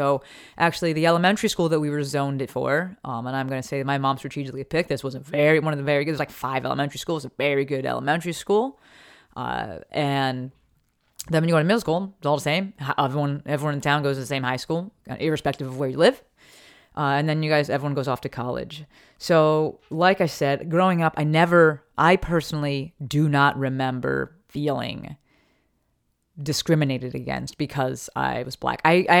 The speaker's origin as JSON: {"language": "English", "town": "Newark", "region": "New Jersey", "country": "United States", "tie": "born or raised there", "also_born_or_lived": "Summit", "said": "But I grew up in Newark. We live with my grandparents. And then we moved to Summit, New Jersey."}